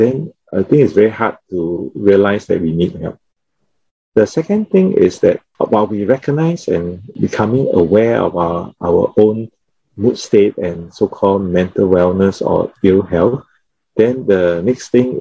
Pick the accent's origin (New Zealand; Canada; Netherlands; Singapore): Singapore; Being Singaporean.